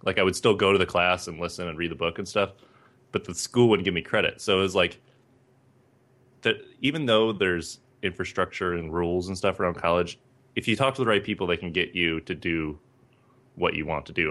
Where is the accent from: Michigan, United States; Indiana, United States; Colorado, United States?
Michigan, United States; Northern; moved away as an adult; I grew up in Northern Michigan